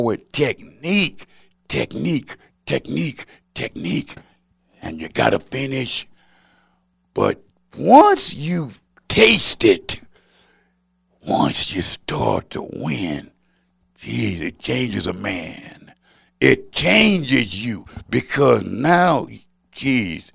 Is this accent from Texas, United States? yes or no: yes; Houston, Texas, United States; I'm a Texan